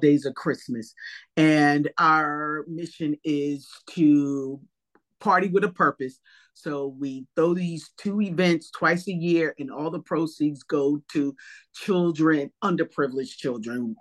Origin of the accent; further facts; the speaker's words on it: East Coast, New Jersey, United States; growing up on the East Coast